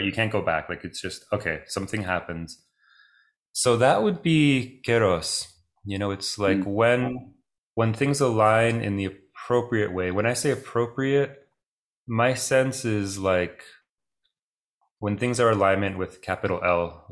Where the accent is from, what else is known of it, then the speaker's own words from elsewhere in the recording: Toronto, Ontario, Canada; first language Greek; So I grew up speaking Greek. Both my parents are from Greece. I grew up in Toronto, Canada